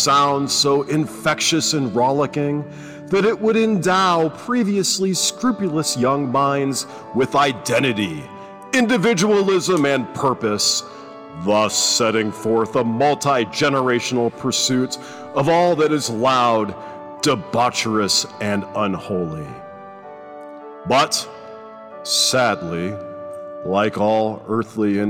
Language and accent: English; Ohio, United States; I'm from the Midwest. I'm an Ohioan